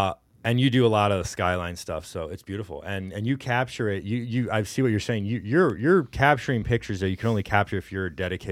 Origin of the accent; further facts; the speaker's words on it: Houston, Texas, United States; also born or lived in Detroit; now in Cleveland, United States; I got to know the city better, because I'm not from here originally. I'm from Houston, and even before that.